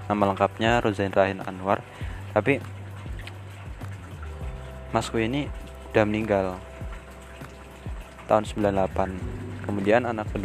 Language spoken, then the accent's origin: Indonesian; Depok, West Java, Indonesia; now in Yogyakarta, Indonesia; aku asli Depok separuh hidupku itu di Depok sana cuma sekarang aku lagi di Jogja sejak tahun 2010